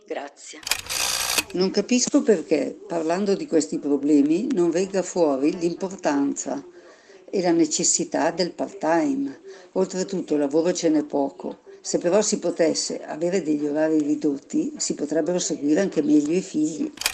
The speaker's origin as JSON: {"language": "Italian", "town": "Genoa", "region": "Liguria", "country": "Italy", "said": "sono genovese che vive in un paese della Riviera"}